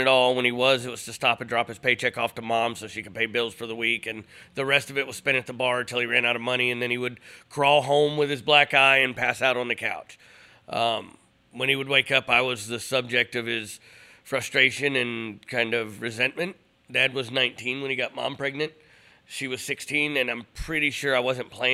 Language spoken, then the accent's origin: English; Cleveland, Ohio, United States; moved away; I grew up in Cleveland, Ohio in the mid-90s.